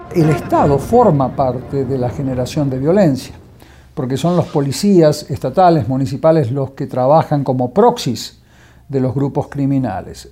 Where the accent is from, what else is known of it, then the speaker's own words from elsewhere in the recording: Italy; moved away as an adult; now in Mexico; soy un periodista italiano y llevo siete años trabajando en, México desde principios de 2009.